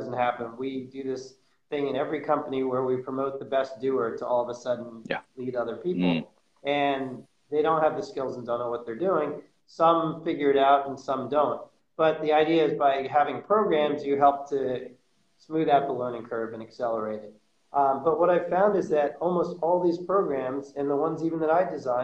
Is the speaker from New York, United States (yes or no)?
yes; New York City, New York, United States; also born or lived in Florida; born and raised in New York City in Manhattan.